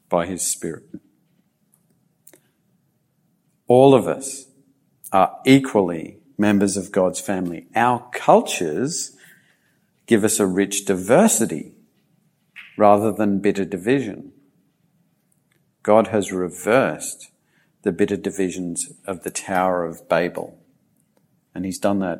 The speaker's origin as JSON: {"language": "English", "country": "Australia", "also_born_or_lived": "Japan", "said": "my heritage as a British settler of Australia"}